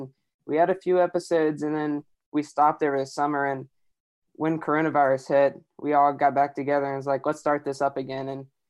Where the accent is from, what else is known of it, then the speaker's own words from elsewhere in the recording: Mechanicsville, Virginia, United States; I'm from Mechanicsville, Virginia. I'm a sophomore at Randolph-Macon College in Ashland, Virginia.